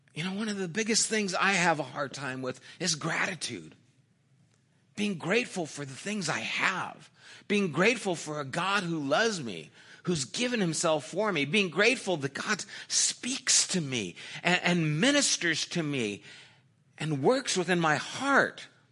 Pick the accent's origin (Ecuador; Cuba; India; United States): United States; I'm an American